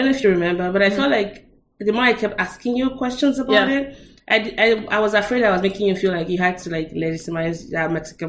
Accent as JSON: {"language": "English", "country": "Nigeria", "said": "being Nigerian"}